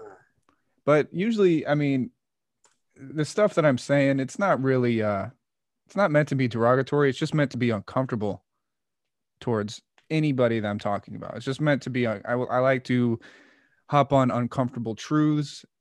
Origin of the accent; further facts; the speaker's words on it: Kansas, United States; moved away; also born or lived in Oakland, California; I grew up in Kansas